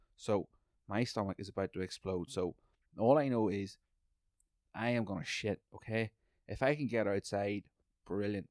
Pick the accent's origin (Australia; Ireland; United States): Ireland; also born or lived in British Columbia; now in Canada; I come from Ireland